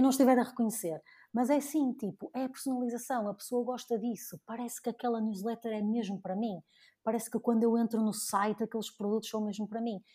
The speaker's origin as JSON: {"language": "Portuguese", "town": "Porto", "region": "Norte", "country": "Portugal", "tie": "born or raised there", "also_born_or_lived": "Dubai", "said": "voltei aqui para a minha terra natal, né? voltei aqui para o Porto"}